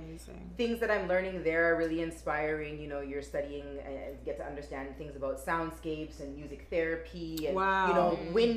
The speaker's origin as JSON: {"language": "English", "town": "Toronto", "region": "Ontario", "country": "Canada", "said": "I'm from Toronto."}